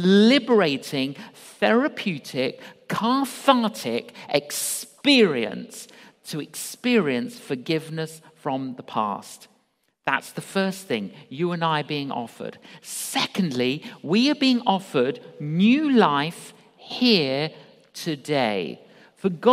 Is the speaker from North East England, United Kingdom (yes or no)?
no; London, United Kingdom; I grew up in London, agnostic